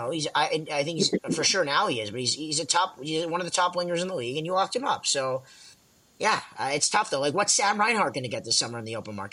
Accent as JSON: {"language": "English", "region": "Ontario", "country": "Canada", "said": "as a Canadian kid, as a as an Ontario kid, as a Leaf fan, these things mean things."}